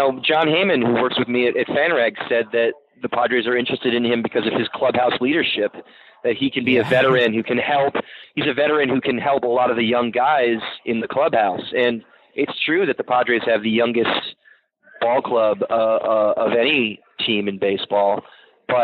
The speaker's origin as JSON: {"language": "English", "region": "New England", "country": "United States", "tie": "born or raised there", "said": "I grew up in New England"}